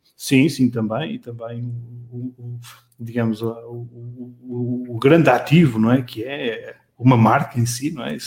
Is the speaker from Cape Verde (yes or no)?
no; Matosinhos, Norte, Portugal; nasci em Matosinhos, eh, sou um orgulhoso eh, filho de, de Matosinhos